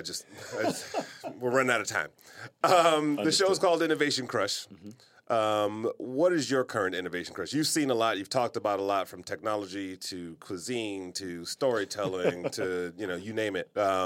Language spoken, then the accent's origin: English; Detroit, Michigan, United States; moved away; No, that's me, like, growing up in Detroit.